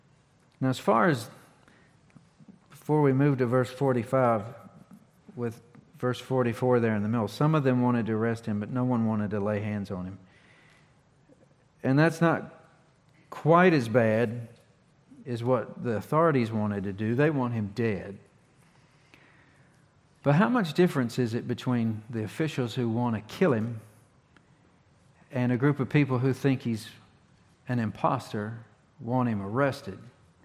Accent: North Carolina, United States; A lot of people would think that I'm from Virginia. I'm not. I'm from Carolina. I was born in Durham County General Hospital in 1978.

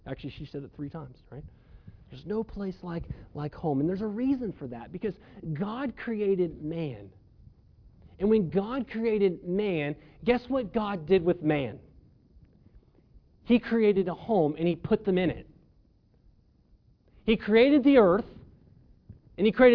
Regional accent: Melbourne, Victoria, Australia; the home that I grew up in Melbourne

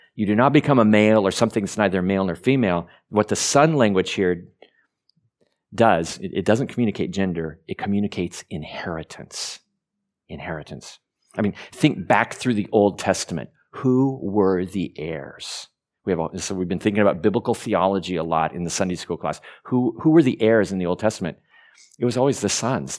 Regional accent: Burns, Oregon, United States; also born or lived in Diamond, Oregon / Ontario, Oregon; I was born in Burns, Oregon, um, which was the big city because they lived in a little cowboy community called Diamond at, at the time

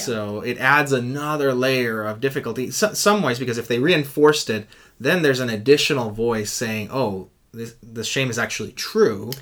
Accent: Puerto Rico; I'm from Puerto Rico and in our culture uh, uh, at least when I was growing up, mental health was not something you talked about

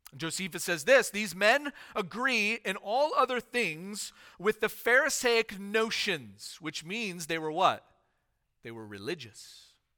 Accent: United States; as American citizens

